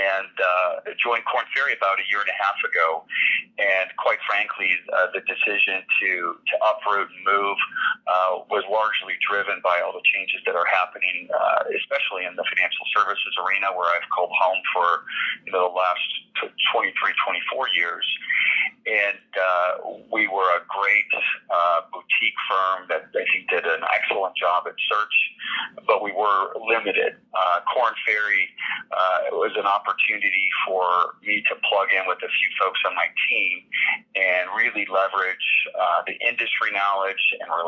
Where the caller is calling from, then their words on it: Los Angeles, California, United States; I'm actually in Los Angeles.